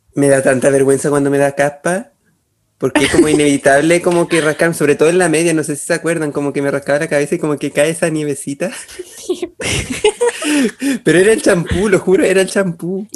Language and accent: Spanish; Chile; como los chilenos en general